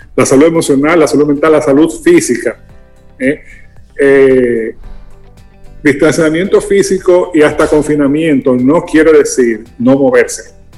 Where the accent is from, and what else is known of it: Dominican Republic